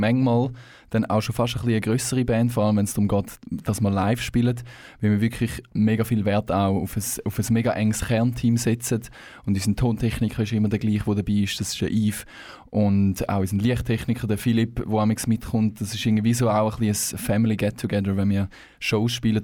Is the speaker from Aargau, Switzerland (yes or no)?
no; Thurgau, Switzerland; moved away as an adult; now in Canton of Zurich, Switzerland; wir kommen ursprünglich aus dem Thurgau. Ähm, unterdessen aber alle im Kanton Zürich ein Zuhause gefunden.